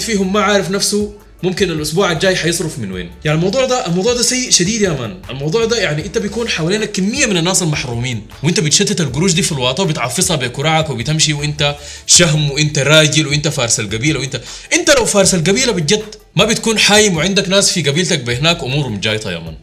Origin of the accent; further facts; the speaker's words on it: Sudan; عندنا في السودان